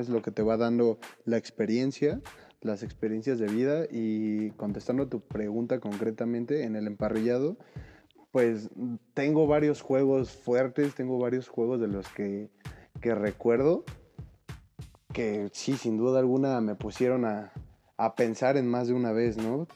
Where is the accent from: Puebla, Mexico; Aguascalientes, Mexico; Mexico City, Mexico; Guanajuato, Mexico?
Mexico City, Mexico; somos chilangos